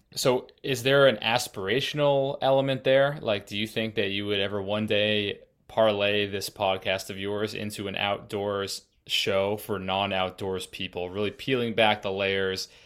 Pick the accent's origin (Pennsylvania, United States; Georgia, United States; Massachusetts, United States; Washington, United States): Massachusetts, United States; also born or lived in Colorado; I'm from Massachusetts and currently in Massachusetts